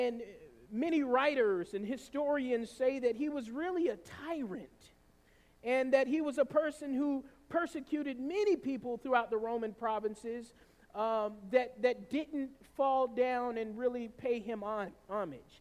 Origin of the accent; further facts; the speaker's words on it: the South, United States; growing up in the South the way I did